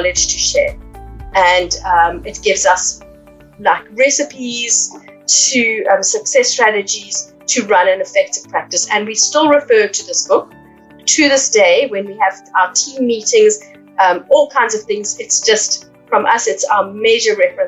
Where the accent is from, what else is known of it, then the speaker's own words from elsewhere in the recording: Cape Town, Western Cape, South Africa; moved away as an adult; also born or lived in Johannesburg, South Africa; now in United Kingdom; my hometown in Cape Town